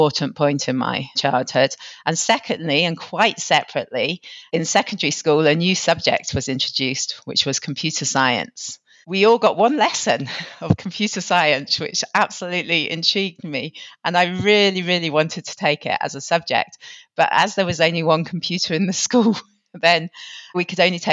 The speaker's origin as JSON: {"language": "English", "town": "Plymouth", "region": "South West England", "country": "United Kingdom", "tie": "born or raised there", "also_born_or_lived": "Manchester", "moved": "yes", "lives_now": "Nairobi, Kenya", "said": "I was born and brought up in Plymouth, which is a port town."}